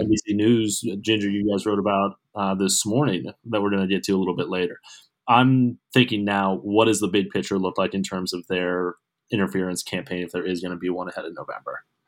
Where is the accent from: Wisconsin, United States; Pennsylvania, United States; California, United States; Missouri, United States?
Pennsylvania, United States; Pittsburgh; my hometown, Pittsburgh